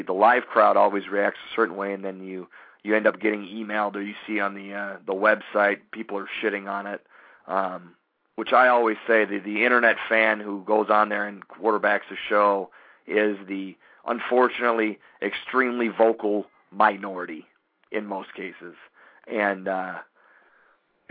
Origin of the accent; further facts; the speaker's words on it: Chicago, Illinois, United States; I grew up in Chicago, love Chicago